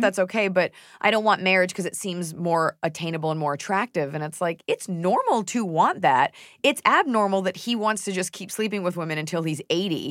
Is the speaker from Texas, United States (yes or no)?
yes; Texas, United States; I am a Texan